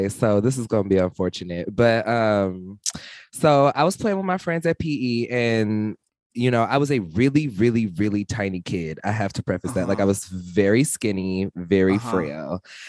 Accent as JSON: {"language": "English", "region": "the South", "country": "United States", "said": "I'm from the South, so shit like this happens all the time."}